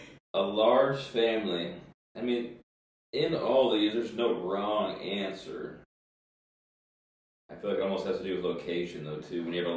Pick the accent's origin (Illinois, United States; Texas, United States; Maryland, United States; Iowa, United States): Texas, United States